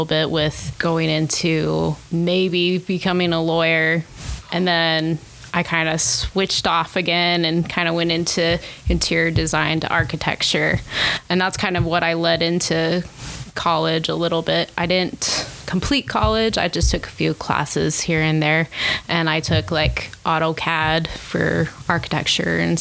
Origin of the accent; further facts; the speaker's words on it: Salt Lake City, Utah, United States; now in St. George, United States; I grew up in Salt Lake and I moved down to St. George about 6 years ago.